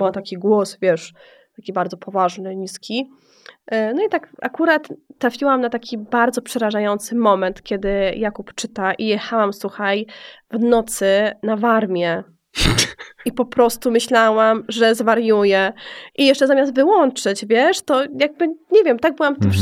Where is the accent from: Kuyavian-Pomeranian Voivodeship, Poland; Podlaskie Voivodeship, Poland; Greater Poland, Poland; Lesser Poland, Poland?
Lesser Poland, Poland; Kraków; moved away; na czym się może wychować dziewczyna z, z Nowej Huty